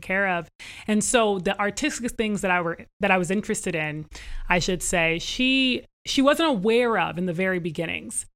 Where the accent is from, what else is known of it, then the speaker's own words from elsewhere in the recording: Northern Virginia, United States; I actually was born into a family that we grew up in Northern Virginia, right outside of Washington, D.C.